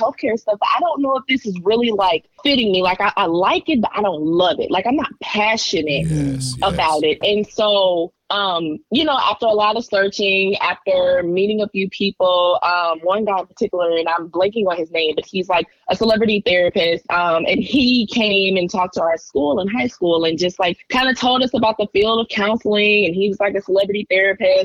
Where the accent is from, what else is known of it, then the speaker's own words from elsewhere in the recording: Decatur, Georgia, United States; I grew up in Atlanta, Decatur to be exact